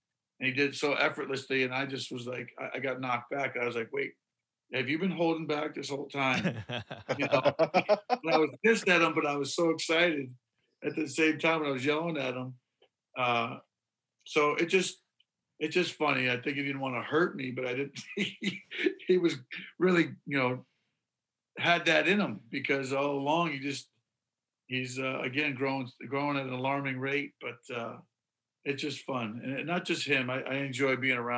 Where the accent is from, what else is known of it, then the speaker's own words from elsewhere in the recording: Syracuse, New York, United States; we grew up in Syracuse